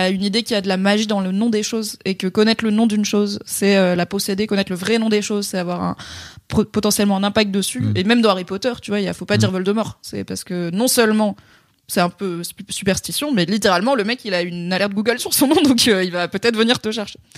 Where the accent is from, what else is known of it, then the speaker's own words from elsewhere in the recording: Morocco; j'aime bien leur donner un prénom arabe parce que j'aime bien la représentation et je suis marocaine.